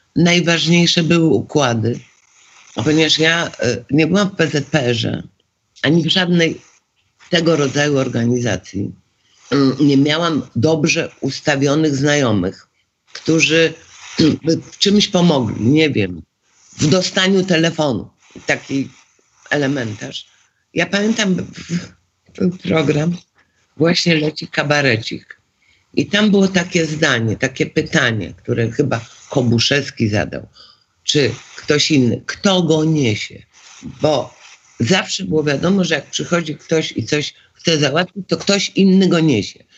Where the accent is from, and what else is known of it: Poland